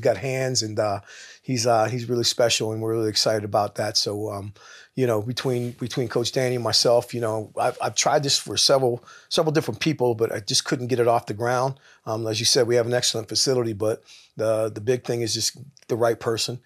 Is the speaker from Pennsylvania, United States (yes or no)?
yes; Pittsburgh, Pennsylvania, United States; I'm from Pittsburgh, Pennsylvania